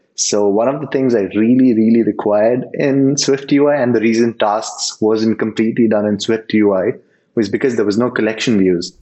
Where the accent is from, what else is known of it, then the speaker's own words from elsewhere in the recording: Mumbai, Maharashtra, India; now in Bangalore, India; I'm from India, originally from Mumbai, and I settled down in Bangalore